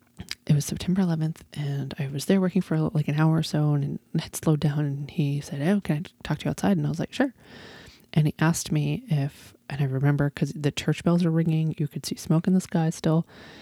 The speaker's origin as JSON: {"language": "English", "region": "New England", "country": "United States", "tie": "born or raised there", "said": "I'm from New England and I grew up in this weather and I got away from it as soon as I, you know, could"}